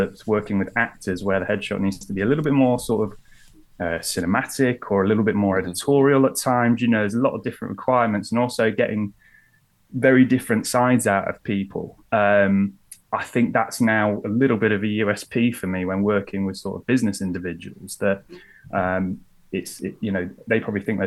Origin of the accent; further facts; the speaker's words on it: Lincolnshire, East Midlands, United Kingdom; also born or lived in London; now in Lincoln, United Kingdom; I'm from Lincolnshire